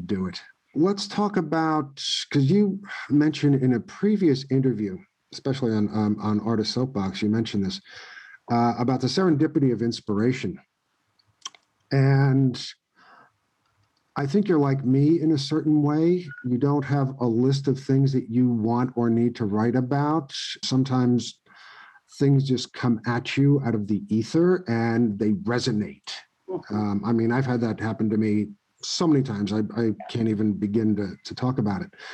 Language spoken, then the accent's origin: English; New York City, New York, United States; also born or lived in Ithaca, New York; I come from New York City where, you know, we live on crowded subway trains in 100-degree heat.